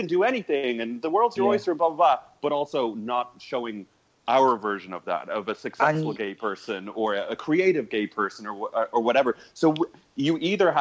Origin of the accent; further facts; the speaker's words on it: Dublin, Leinster, Ireland; moved away as an adult; also born or lived in New York; I'm from Dublin. I'm from Ballantyre.